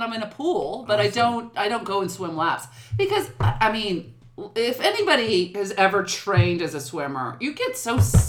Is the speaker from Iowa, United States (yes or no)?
yes; right outside of Omaha, Iowa, United States; also born or lived in Nebraska / New York; now in Los Angeles, United States; I'm originally from, I was born in Nebraska, I was raised in Iowa, right outside of Omaha, Nebraska.